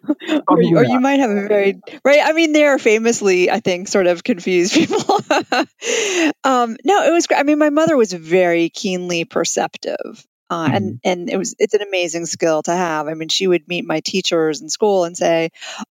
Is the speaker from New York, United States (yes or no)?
yes; New York City, New York, United States; also born or lived in Colorado; now in Washington, D.C., United States; I grew up in Manhattan with her